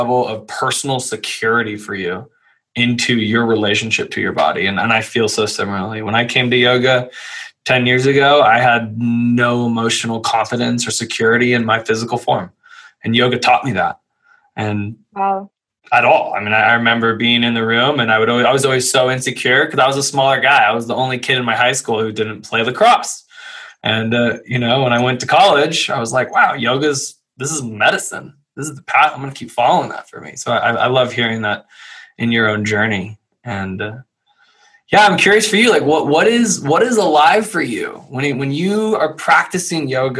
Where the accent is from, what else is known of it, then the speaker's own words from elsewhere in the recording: Louisville, Kentucky, United States; moved away as an adult; I grew up in Louisville, Kentucky.